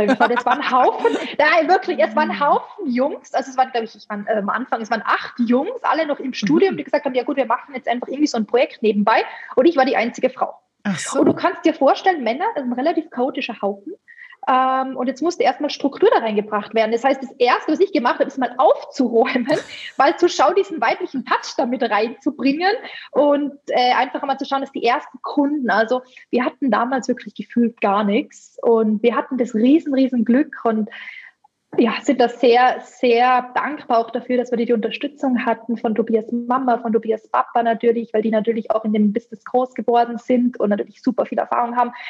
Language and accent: German; Tyrol, Austria; Genau, also ich bin in den Kitzbüheler Alpen groß gewachsen, aufgewachsen, groß geworden. Also Tourismus pur, von, von mhm. klein auf natürlich, äh, fünf Minuten von der Gondelstation entfernt.